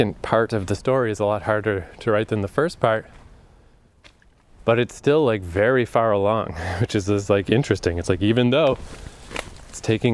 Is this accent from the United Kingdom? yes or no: no; Fredericton, New Brunswick, Canada; moved away; being trapped here for so many years in my hometown. I know the fuck out of this place. Odell Park in Fredericton.